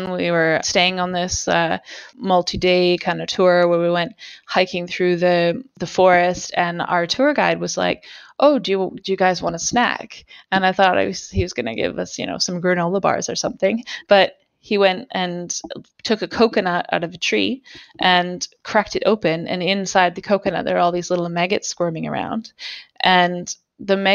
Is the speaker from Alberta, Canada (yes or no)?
yes; Alberta, Canada; See, if you grow up in Canada, you know that like camping in the Rocky Mountains, like I'm from Alberta